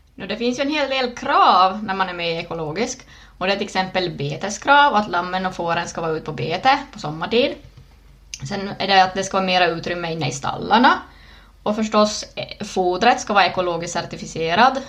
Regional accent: Närpes, Ostrobothnia, Finland; also born or lived in Ilmajoki; född i Plydax, Närpes

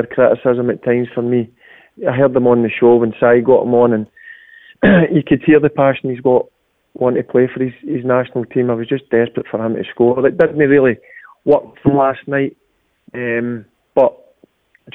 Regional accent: Hamilton, Scotland, United Kingdom; I'm from Hamilton.

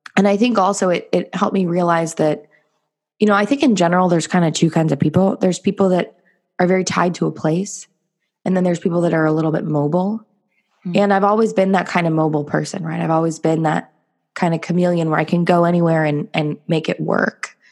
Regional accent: Los Angeles, California, United States; moved away as an adult; also born or lived in South Korea / Bali; I'm from California. I grew up

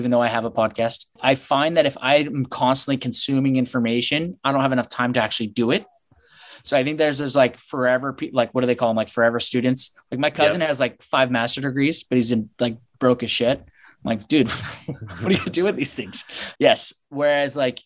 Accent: Seattle, Washington, United States; moved away as an adult; also born or lived in Chicago; now in San Diego, United States; Seattle, Washington, and born and raised, went to Seattle University

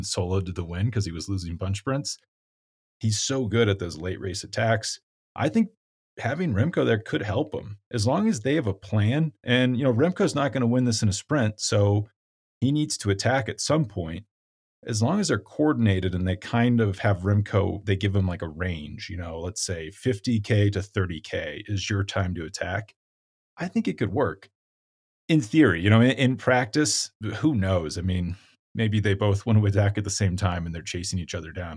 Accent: United States; as an American

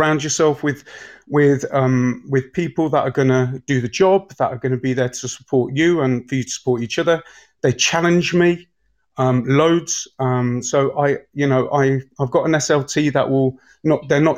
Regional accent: Leicester, East Midlands, United Kingdom; I'm actually from Braunston, so Braunston and Leicester's it's an estate, you know. And I'm proud to say I'm an estate kid. And I grew up there.

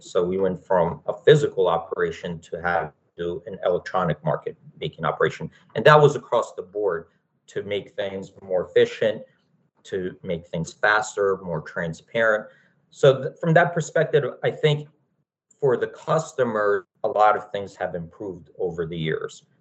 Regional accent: Philadelphia, Pennsylvania, United States; I grew up in Philadelphia

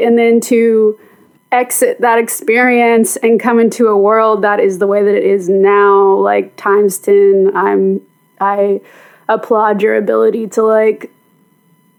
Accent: Mount Juliet, Tennessee, United States; also born or lived in Nashville; I was born in Nashville, but I actually grew up in a town right outside of Nashville called Mount Juliet

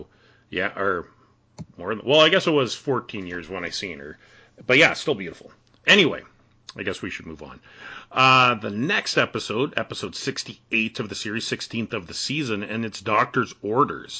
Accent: Canada

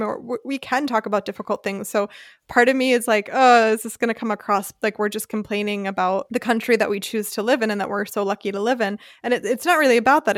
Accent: United States; now in Germany; i'm white English speaking from the United States

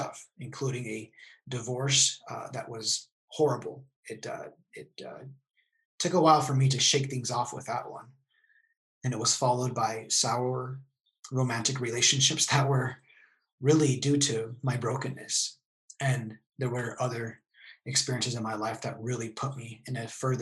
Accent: El Paso, Texas, United States; moved away as an adult; now in San Diego, United States; I grew up in El Paso, Texas, until about the age of 30

